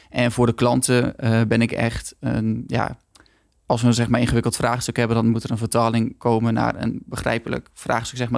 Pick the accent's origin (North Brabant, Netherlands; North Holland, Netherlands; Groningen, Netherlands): Groningen, Netherlands; moved away as an adult; now in Rotterdam, Netherlands; ik kom oorspronkelijk uit Groningen, dus ik kan een klein beetje een accentje hebben. Maar ik woon al sinds mijn 19 eigenlijk in Rotterdam.